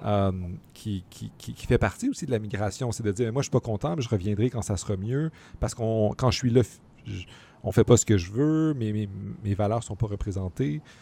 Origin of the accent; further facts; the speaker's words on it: Montreal, Quebec, Canada; en tant que Montréalais